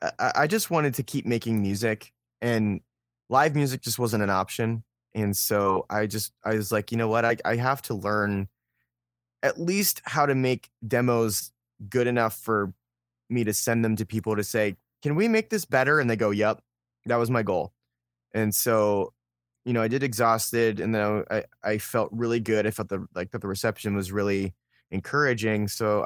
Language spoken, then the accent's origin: English; Pittsburgh, Pennsylvania, United States; also born or lived in Philadelphia; now in Columbus, United States; So I grew up I grew up near Pittsburgh, and then I spent a lot of my growing up in Western Pennsylvania, and then I was in Philadelphia for a while, and then I moved to Columbus in 2009.